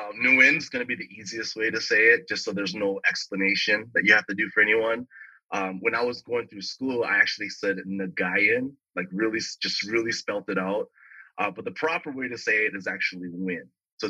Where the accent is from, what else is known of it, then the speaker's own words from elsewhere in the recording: Bloomington, Minnesota, United States; moved away as an adult; now in Los Angeles, United States; Born and raised in Bloomington, Minnesota is where I grew up. Very suburban neighborhood, first generation Asian American. Father came over here after the Vietnam War.